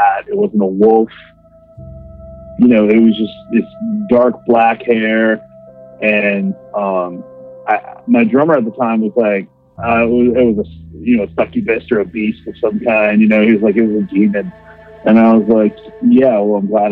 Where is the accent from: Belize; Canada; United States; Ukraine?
United States; Theresa, Wisconsin; That's my hometown in Wisconsin, really small hometown